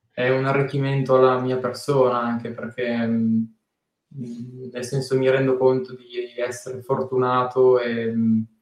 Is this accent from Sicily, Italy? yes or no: no; Tortona, Piedmont, Italy; A Tortona, perché sono di Tortona, eh, ah. chiaramente sono solamente nato lì.